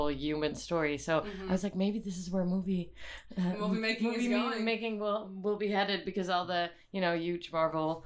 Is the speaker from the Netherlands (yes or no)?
yes; The Hague, South Holland, Netherlands; at a youth theater school in my hometown, The Hague, when I was, I think, 5 or 6